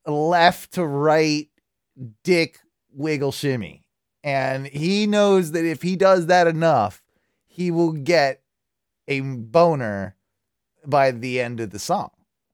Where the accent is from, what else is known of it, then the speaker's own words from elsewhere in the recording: England, United Kingdom; No, we're English.